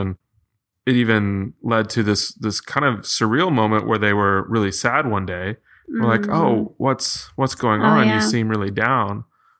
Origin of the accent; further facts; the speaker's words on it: Massachusetts, United States; I grew up in Massachusetts.